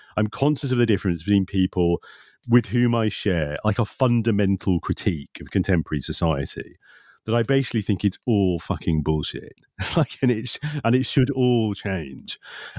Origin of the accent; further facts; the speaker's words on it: Nottingham, East Midlands, United Kingdom; I'm from Nottingham and I'm a grumpy bastard.